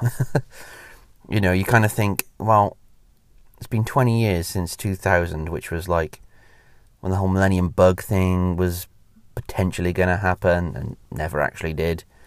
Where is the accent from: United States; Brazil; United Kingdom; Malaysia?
United Kingdom; Welsh, Wales; moved away; I used to live in Wales. I mean, I'm, I'm Welsh